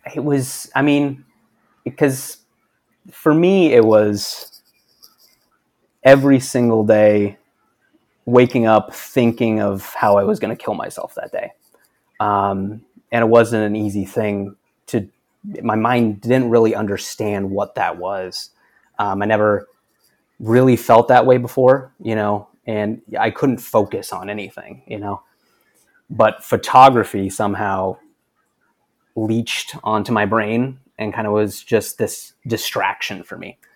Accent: Cedar City, Utah, United States; I grew up in Cedar City, Utah, which is about forty-five minutes north of Zion

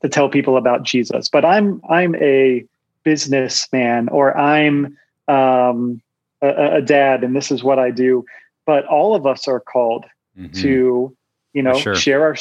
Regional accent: Virginia, United States; I'm from Virginia

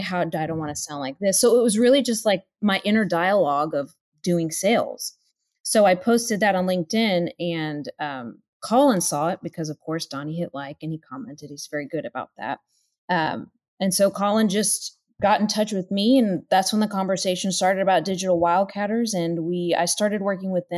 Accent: Houston, Texas, United States; I'm just from the Houston area. I've lived here pretty much my whole life

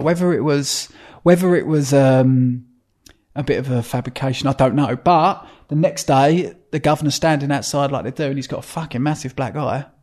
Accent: Epping, East of England, United Kingdom; I was brought up in Epping, which is like, down the end of our road, there was just farms

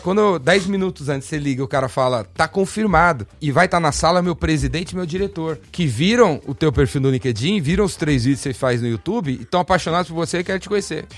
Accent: São Paulo, Brazil; eu sou paulistano, corintiano

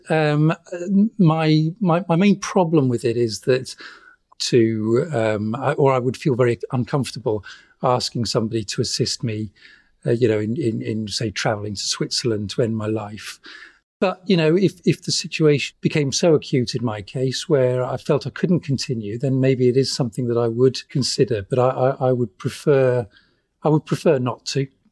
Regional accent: United Kingdom; now in Wales, United Kingdom; I'm I'm British. I you know I live in Wales.

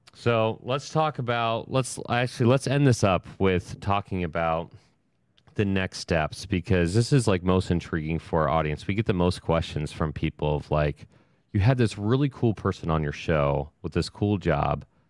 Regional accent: Ohio, United States; I'm from Ohio.

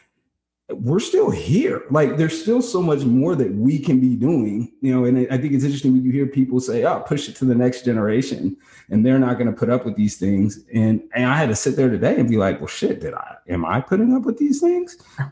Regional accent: West Coast, United States; I grew up on the West Coast.

